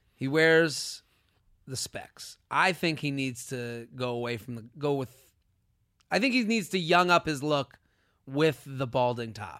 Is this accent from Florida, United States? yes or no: no; Needham, Massachusetts, United States; outside of Boston, Needham